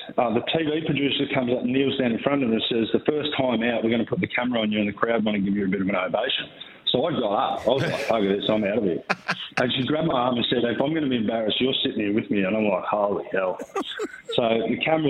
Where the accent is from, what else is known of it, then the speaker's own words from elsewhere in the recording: Albury, New South Wales, Australia; We grew up in Albury together